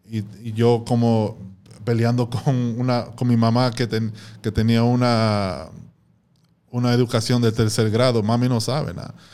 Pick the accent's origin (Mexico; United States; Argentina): United States; New York; yo siendo un dominicano americano, nacido en Nueva York, yo soy un dominicano 2.0.